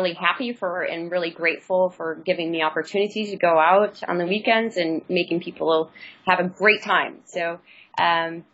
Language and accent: English; Kenosha, Wisconsin, United States; moved away as an adult; also born or lived in China; now in Singapore; I come from the Midwest, actually, Kenosha, Wisconsin. So it's right in between Chicago and Milwaukee